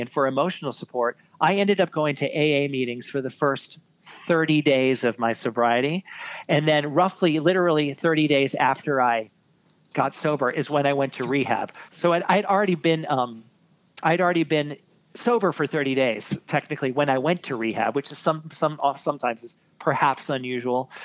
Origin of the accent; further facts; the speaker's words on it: New York City, New York, United States; born and born and raised in New York City